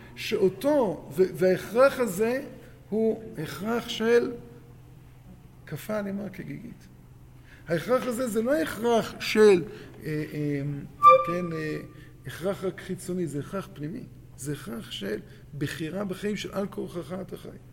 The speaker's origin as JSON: {"language": "Hebrew", "country": "Israel"}